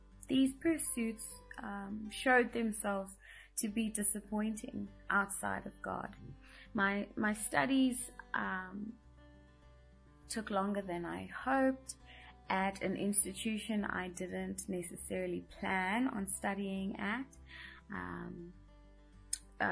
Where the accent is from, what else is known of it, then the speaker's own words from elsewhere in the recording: Midrand, Gauteng, South Africa; also born or lived in Johannesburg; I was born in Johannesburg and lived and was raised in Midrand for all of my life